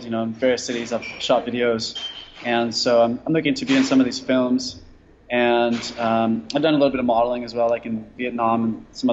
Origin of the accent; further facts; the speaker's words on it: California, United States; moved away as an adult; I'm originally from California, but I've been a nomad